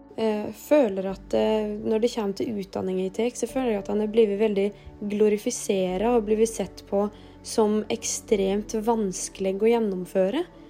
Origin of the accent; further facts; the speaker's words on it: Rauland, Vestfold og Telemark, Norway; Jeg kommer fra Rauland